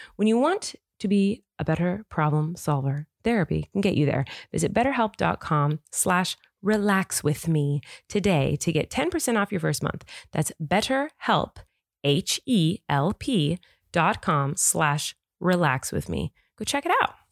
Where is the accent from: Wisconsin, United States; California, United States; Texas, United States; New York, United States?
California, United States; I am from California, born and raised